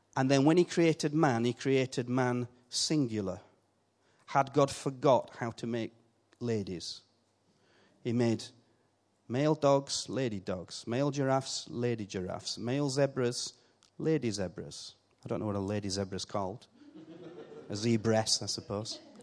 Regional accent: Yorkshire and the Humber, United Kingdom; accent: Yorkshire; I keep my Yorkshire accent

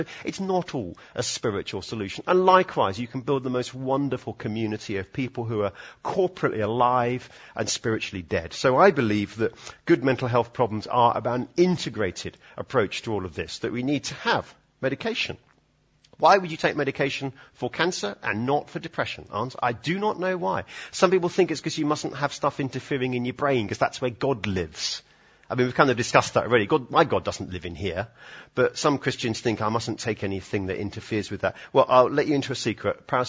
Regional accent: Edinburgh, Scotland, United Kingdom; I know it's sort of stiff upper lip and, you know, we're sort of from Edinburgh. We don't really talk about emotions and that sort of thing, do we?

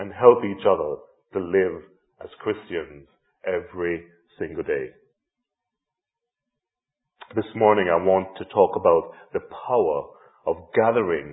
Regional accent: Jamaica; moved away; I grew up in Jamaica in the 70s and 80s with a real sense of community all around

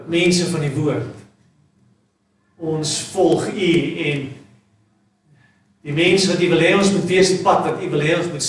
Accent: South Africa; maar as Suid-Afrikaners is ons ongelooflik

